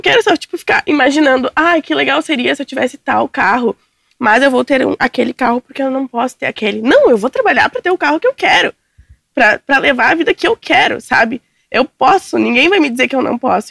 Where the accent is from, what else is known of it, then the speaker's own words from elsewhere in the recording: São Leopoldo, near Porto Alegre, Rio Grande do Sul, Brazil; Eu sou de São Paulo, não sou de Porto Alegre